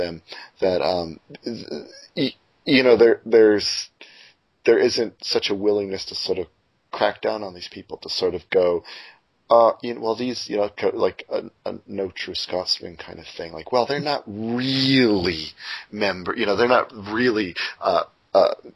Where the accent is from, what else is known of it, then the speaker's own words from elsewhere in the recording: Windsor, Ontario, Canada; my hometown, Windsor